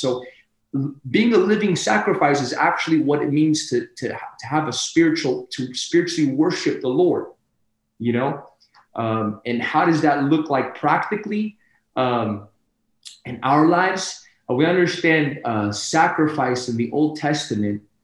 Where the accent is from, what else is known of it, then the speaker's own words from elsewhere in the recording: Sacramento, California, United States; I come from Sacramento, California, born and raised